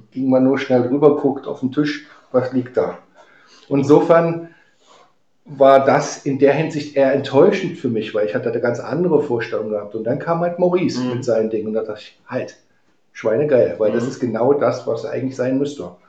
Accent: Halle, Saxony-Anhalt, Germany; born there; moved away; Also ich komme ja eigentlich gebürtig aus Halle, Halle an der Saale und musste 1989 habe ich dann das Land verlassen gehabt

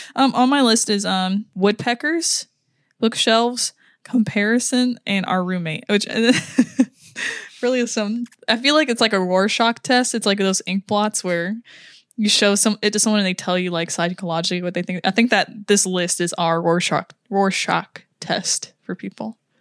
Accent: United States; I'm American

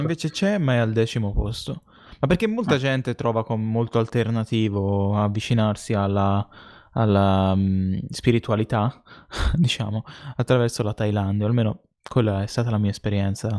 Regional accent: Tuscany, Italy; si sente che siamo toscani

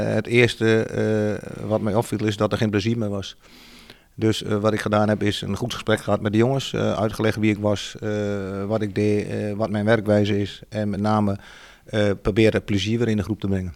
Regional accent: Achterhoek, Gelderland, Netherlands; ik kom uit de Achterhoek

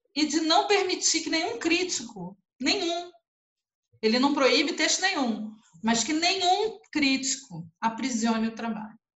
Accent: Brazil; a nossa língua, embora falada por muita gente, é uma língua exilada

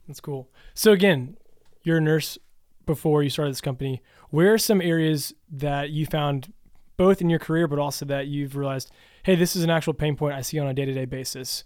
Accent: Louisville, Kentucky, United States; I'm from Louisville

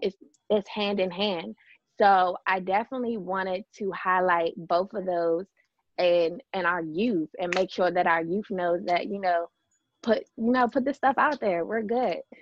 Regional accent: Fort Washington, Maryland, United States; born and raised in Fort Washington, Maryland.

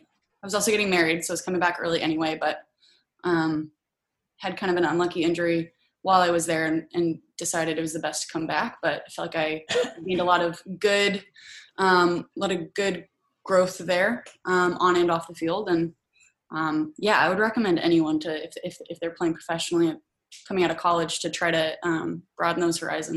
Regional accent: Oregon, United States; I played at Oregon State and I grew up in Oregon and, hadn't really left much.

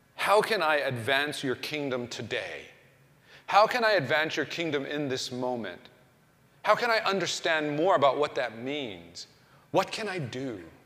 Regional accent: Oklahoma, United States; I was growing up in Oklahoma

